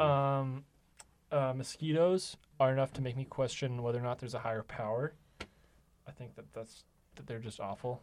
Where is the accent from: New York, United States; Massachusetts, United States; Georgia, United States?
Massachusetts, United States; I'm from Massachusetts